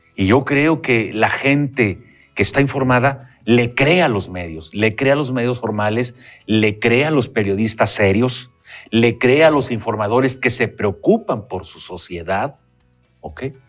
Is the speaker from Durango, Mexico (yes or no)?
yes; Durango, Mexico; los duranguenses entendamos